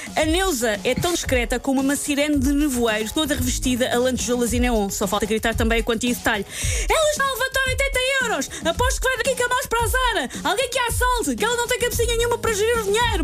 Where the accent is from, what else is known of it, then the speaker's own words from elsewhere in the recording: Portugal; como boa portuguesa